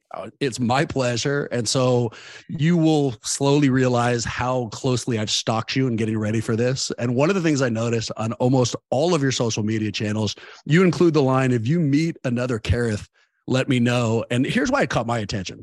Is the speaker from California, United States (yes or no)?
yes; Oakland, California, United States; I grew up in Oakland